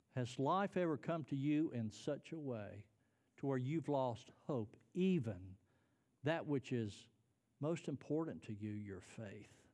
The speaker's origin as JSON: {"language": "English", "country": "United States", "said": "I'm a Christian. I'm an American."}